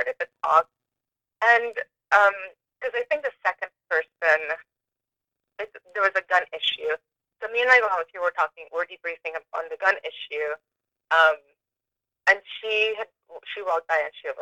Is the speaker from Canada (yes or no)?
no; Venezuela; now in Harrisburg, United States; I'm from Venezuela, but I've, you know, been in the U.S. for this long, and this is where I've lived.